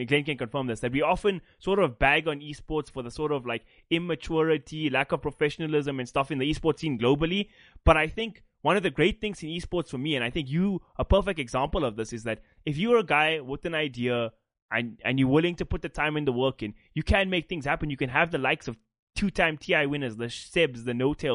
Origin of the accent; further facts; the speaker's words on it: South Africa; We're from a South African background